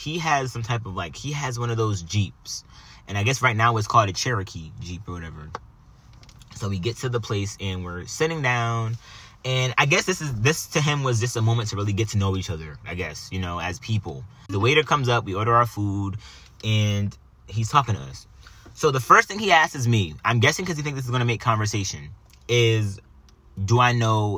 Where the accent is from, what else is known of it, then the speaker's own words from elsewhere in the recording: Jamaica; I'm Jamaican